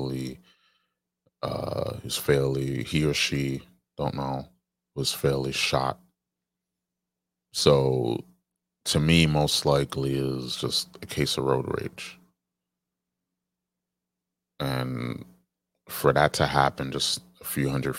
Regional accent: New York, United States; my home state, New York

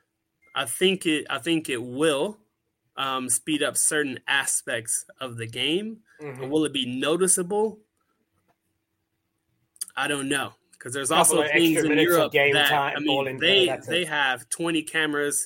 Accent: United States; I'm an American here.

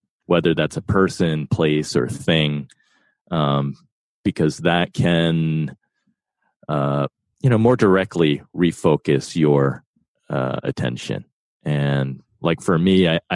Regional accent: East Coast, United States; also born or lived in New York; I was born in New York and grew up on the East Coast

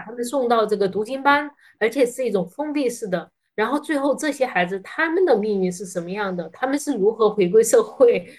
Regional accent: China; 作为一个中国人

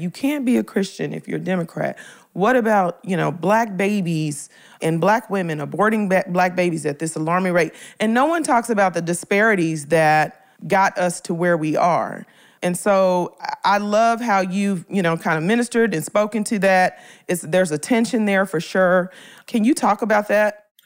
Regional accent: Memphis, Tennessee, United States; moved away; I'm from Memphis originally. I'm from Orange Mound, Memphis, Tennessee. I'm from the hood

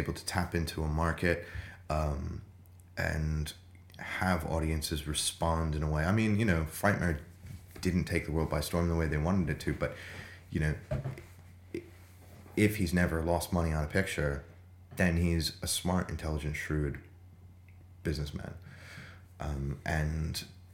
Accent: United States; now in London, United Kingdom; I'm obviously American

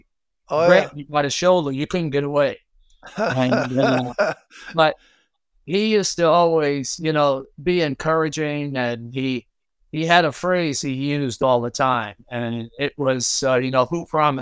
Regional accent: New York City, New York, United States; growing up in Brooklyn

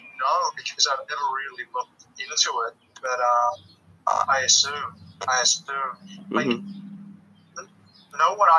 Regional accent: Australia; moved away as an adult; also born or lived in Los Angeles; now in Vancouver, Canada; I'm originally from Australia.

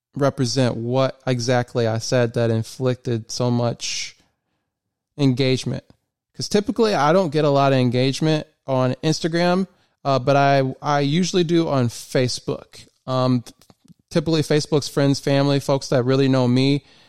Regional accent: Michigan, United States; moved away as an adult; now in Maryland, United States; I'm originally from Michigan and I moved to Maryland in 2016

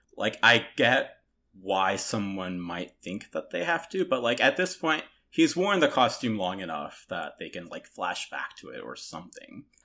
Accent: Toronto, Ontario, Canada; born or raised there; also born or lived in South Korea

